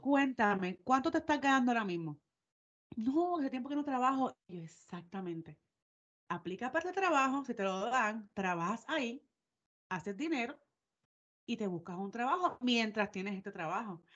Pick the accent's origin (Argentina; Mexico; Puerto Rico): Puerto Rico; moved away; soy de Puerto Rico